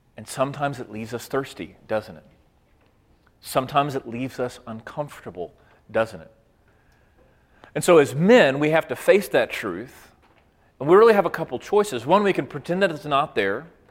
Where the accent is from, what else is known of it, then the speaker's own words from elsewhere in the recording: Waco, Texas, United States; I grew up in Waco, Texas